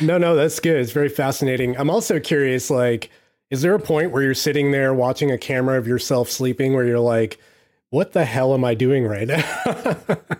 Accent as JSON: {"language": "English", "country": "United States", "said": "I'm I'm too American"}